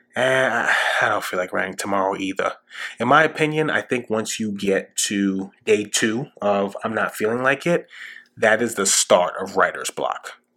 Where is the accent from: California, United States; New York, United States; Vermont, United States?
New York, United States; New York City; growing up in New York City during 9 11